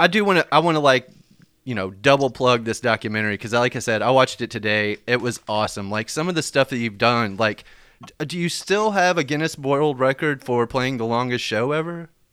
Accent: Lexington, Kentucky, United States; now in Nashville, United States; my hometown, like, of Lexington

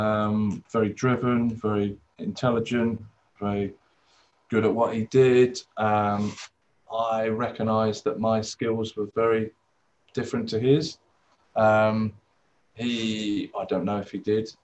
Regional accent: England, United Kingdom; also born or lived in Australia; I was born in England.

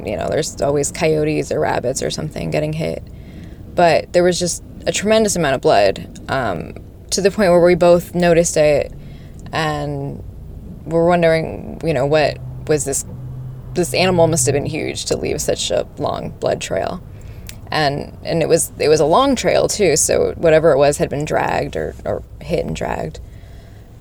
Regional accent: Las Vegas, Nevada, United States; I'm from Las Vegas

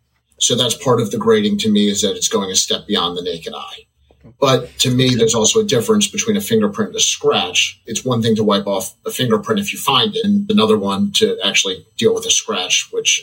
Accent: Baltimore, Maryland, United States; Fanatics announced they're opening a store at Oriole Park in my hometown.

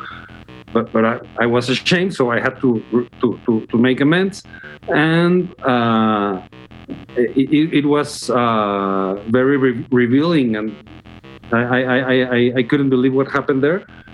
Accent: Guadalajara, Jalisco, Mexico; English is a second language; my hometown, which is Guadalajara

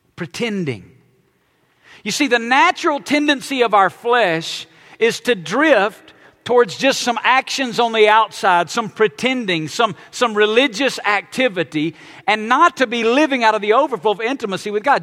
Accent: Alabama, United States; I was born and raised in Alabama

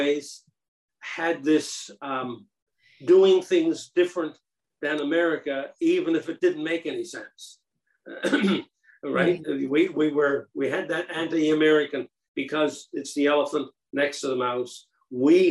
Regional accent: Newfoundland and Labrador, Canada; moved away as an adult; now in British Columbia, Canada; I was 7 years old when we became Canadians. I was born just a Newfoundlander

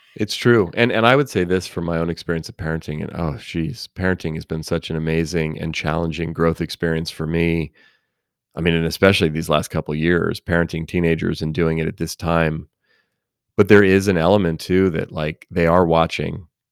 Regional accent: Oakland, California, United States; I grew up in Oakland, California, near San Francisco

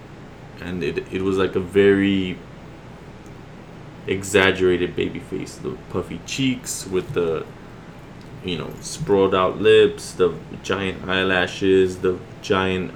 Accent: Laredo, Texas, United States; now in San Antonio, United States; I'm not from San Antonio, Texas, so I was born and raised in Laredo, Texas, which is a border town

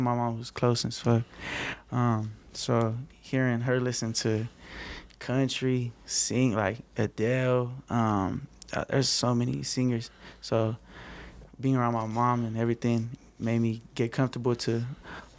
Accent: Moreno Valley, California, United States; born or raised there; also born or lived in West Covina, California

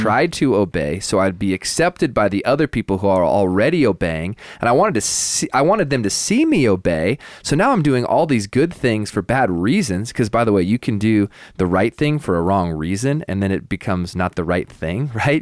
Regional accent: the Northwest, Pacific Northwest, United States; moved away; I grew up in the Northwest

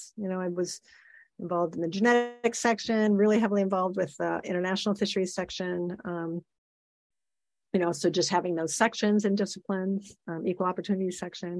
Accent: Iowa, United States; moved away; also born or lived in Illinois; I grew up in Iowa, you know, and it was, you know, you grew up in a farm

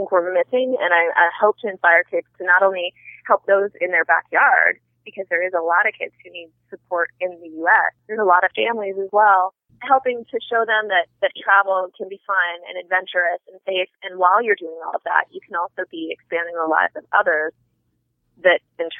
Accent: United States; I never realized people didn't travel the way that I grew up in America. And then I continued to do that as an adult, and most people that I meet out there don't believe that I'm an American because I travel so much.

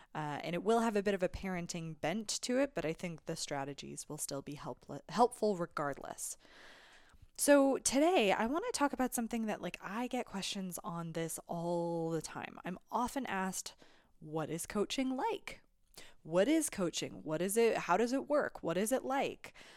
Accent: Alberta, Canada; now in British Columbia, Canada; I'm originally from Alberta

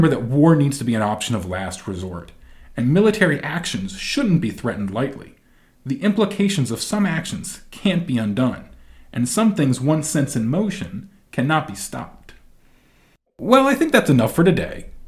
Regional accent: United States; as an American

